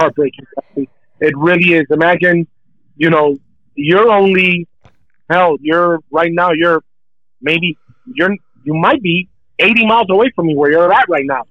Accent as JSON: {"language": "English", "country": "United States", "tie": "born or raised there", "said": "I was born in the United States"}